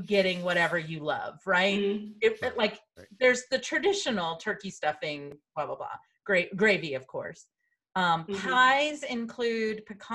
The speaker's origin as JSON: {"language": "English", "region": "the South", "country": "United States", "tie": "born or raised there", "moved": "yes", "said": "I grew up in the South"}